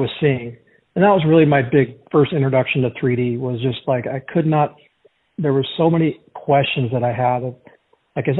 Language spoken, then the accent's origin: English; Portland, Oregon, United States; I'm from Portland, Oregon.